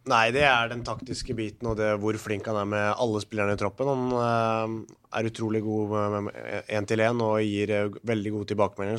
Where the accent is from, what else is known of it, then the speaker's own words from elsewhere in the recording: Norway; moved away as an adult; also born or lived in Scotland; her hjemme i Norge